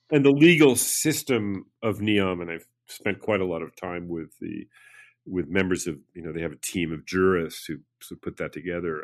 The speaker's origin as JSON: {"language": "English", "town": "New York City", "region": "New York", "country": "United States", "tie": "born or raised there", "also_born_or_lived": "Paris, France / Rome, Italy", "moved": "as an adult", "said": "growing up in New York City"}